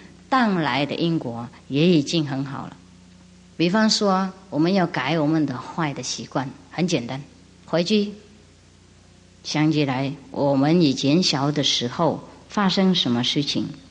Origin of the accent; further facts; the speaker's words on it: China; 嗯啊，我们中国人也有很多很多故事啊，类似的